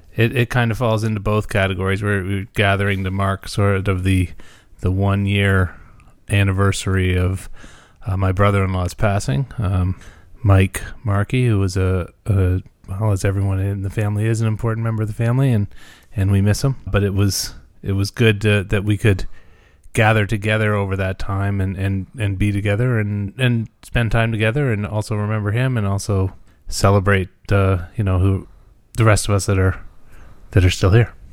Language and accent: English; Muskoka, Ontario, Canada; I'm from Muskoka